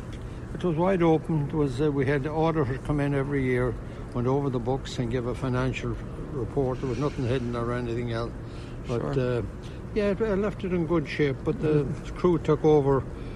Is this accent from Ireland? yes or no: yes; Ireland; moved away as an adult; now in New York, United States; I was born in Ireland in 1938, and I was only here 3 months and 15 days